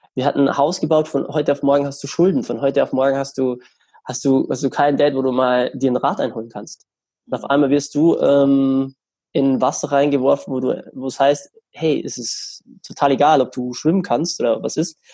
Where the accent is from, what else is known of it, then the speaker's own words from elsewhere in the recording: Germany; bei uns in Deutschland